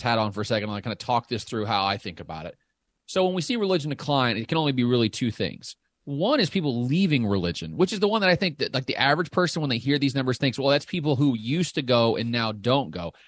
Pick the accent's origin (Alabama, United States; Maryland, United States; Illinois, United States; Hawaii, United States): Illinois, United States; Southern; accent: Southern; I grew up in Southern Illinois